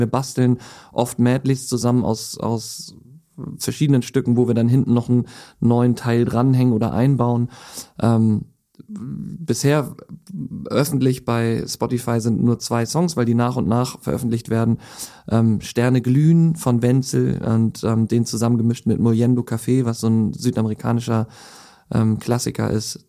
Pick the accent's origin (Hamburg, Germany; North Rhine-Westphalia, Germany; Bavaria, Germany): Hamburg, Germany; dann bin ich mit äh, meiner Frau nach Hamburg gegangen Gang zurück, weil ich dann die Möglichkeit hatte, endlich wieder in meine Heimatstadt zu kommen.